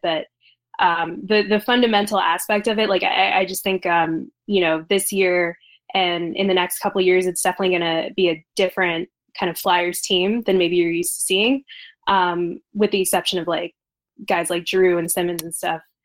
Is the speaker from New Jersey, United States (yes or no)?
yes; New Jersey, United States; growing up in South Jersey